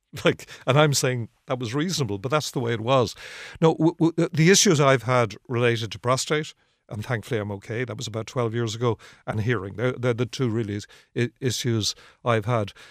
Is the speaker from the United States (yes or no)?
no; Ireland; I'm from Harl's Cross originally, just up the road. I would have spent a lot of my life around here